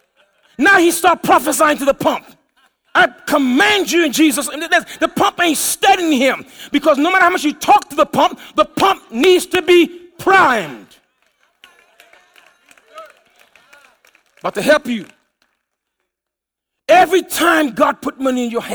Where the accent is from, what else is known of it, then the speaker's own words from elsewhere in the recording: U.S. Virgin Islands; moved away; as a kid, I grew up in the Virgin Islands.